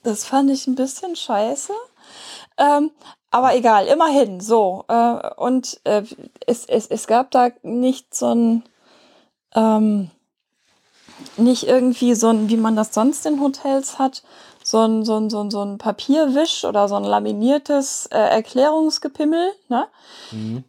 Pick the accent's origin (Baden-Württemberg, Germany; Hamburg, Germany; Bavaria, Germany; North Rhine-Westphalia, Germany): Hamburg, Germany; wir kommen aus Hamburg. Möglicherweise hört man das.